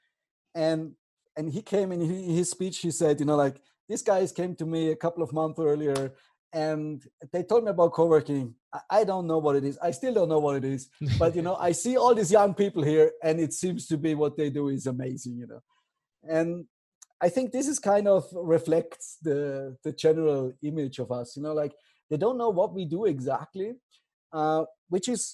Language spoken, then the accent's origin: English; Austria; moved away as an adult; now in Bansko, Bulgaria; I'm from Austria